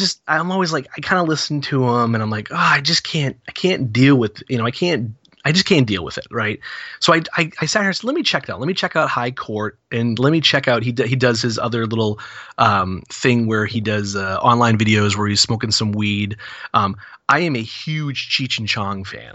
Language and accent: English; New England, United States; 'Cause I'm from New England